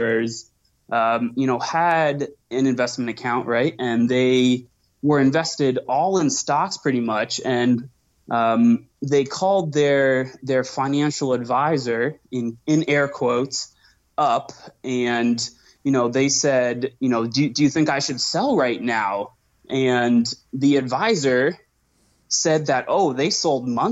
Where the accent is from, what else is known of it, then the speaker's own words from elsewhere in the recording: Seattle, Washington, United States; moved away as an adult; now in Arizona, United States; I grew up in Seattle, grew up on the ocean, sailing with my parents, and moved to Arizona a couple years ago